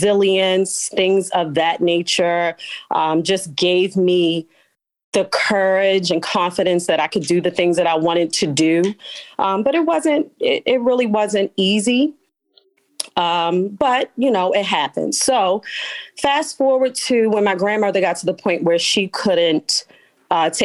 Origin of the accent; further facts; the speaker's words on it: Baltimore, Maryland, United States; I am a Baltimore City native, born and raised West Side